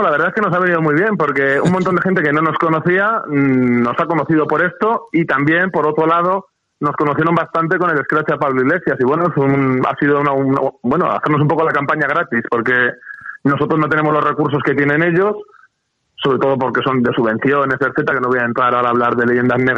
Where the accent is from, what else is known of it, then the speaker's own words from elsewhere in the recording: Spain; yo me considero patriota revolucionario y me considero español yo estoy orgulloso de mi país